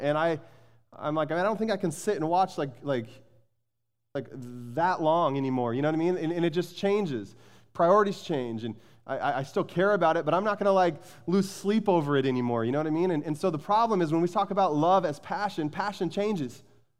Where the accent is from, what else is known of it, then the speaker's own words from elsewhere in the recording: Arizona, United States; I grew up in Arizona. I've shared that with you many times. And I grew up as a passionate University of Arizona Wildcat basketball fan.